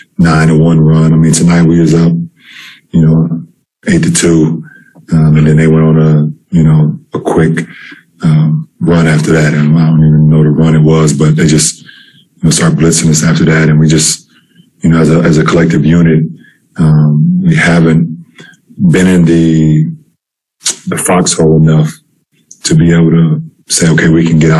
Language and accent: English; Akron, Ohio, United States; my hometown of Akron